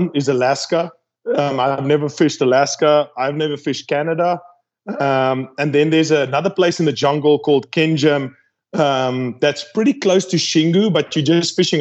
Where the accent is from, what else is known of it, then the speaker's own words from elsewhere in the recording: South Africa; I'm from South Africa